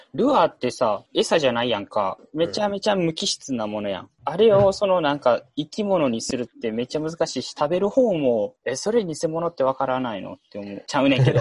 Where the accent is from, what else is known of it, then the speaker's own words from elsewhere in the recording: Osaka, Japan; 大阪生まれ、大阪育ちで、まあ、ずっと大阪におるんよ